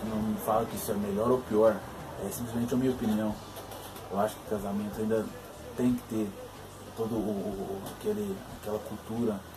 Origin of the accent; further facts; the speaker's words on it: born in Belo Horizonte, Minas Gerais, Brazil; eu fui criado, nasci, nasci em Belo Horizonte, mas fui criado no interior